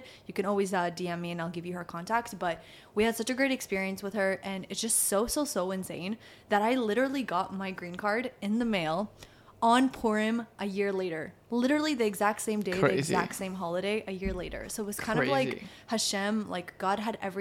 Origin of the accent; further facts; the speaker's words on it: Canada; moved away as an adult; now in Miami, United States; in Canada, we want to accept as many people as possible